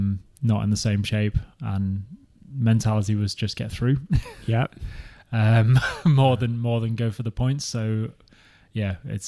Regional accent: Liverpool, North West England, United Kingdom; moved away as an adult; also born or lived in Wellington, New Zealand; now in Christchurch, New Zealand; So I'm from Liverpool originally, back in the UK, and I've been out here in New Zealand for about 4 years now. So I was in Wellington, stuck with the Welly crew for the swim competitions a couple of days ago. I moved down to Christchurch recently

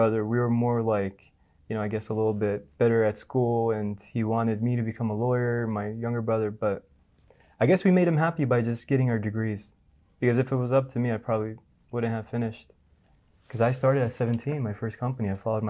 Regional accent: New Jersey, United States; moved away as an adult; now in Dubai, United Arab Emirates; born and raised in New Jersey.

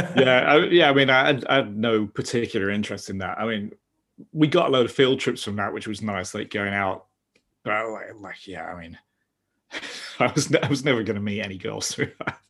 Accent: London, United Kingdom; I'm from South London. That's where that's where I am now

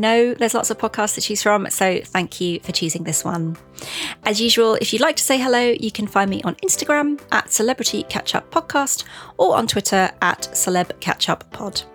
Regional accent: London, United Kingdom

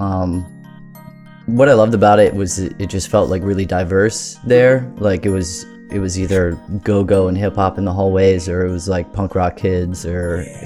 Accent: Bowie, Maryland, United States; also born or lived in Crofton, Maryland; I grew up in Bowie, Maryland.

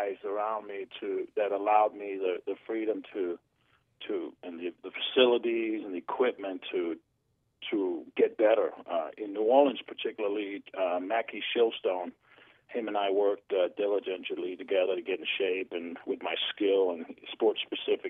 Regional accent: Denmark; moved away; I'm from Denmark

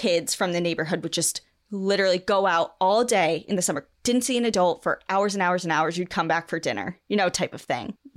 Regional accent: New England, United States; growing up in New England

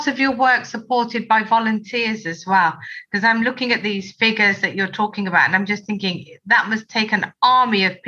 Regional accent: Birmingham, West Midlands, United Kingdom; I am a Brummie

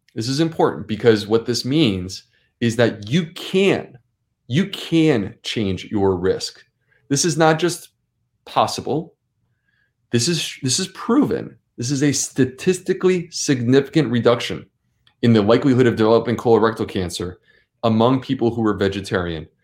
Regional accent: Syracuse, New York, United States; I grew up in Syracuse, New York

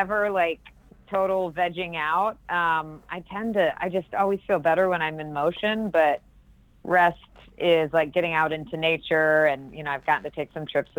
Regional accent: Jacksonville, Florida, United States; accent: Southern; moved away; also born or lived in Washington, D.C. / Northern Virginia; we moved down to Jacksonville, Florida. So most of my growing up was there

